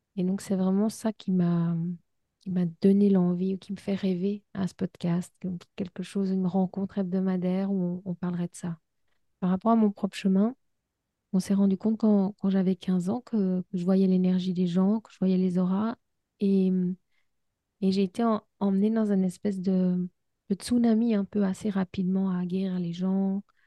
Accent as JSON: {"language": "French", "country": "Switzerland", "said": "je suis suisse"}